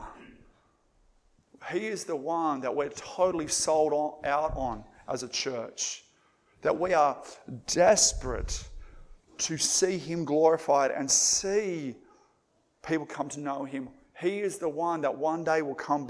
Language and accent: English; Moree, New South Wales, Australia; I grew up in Moree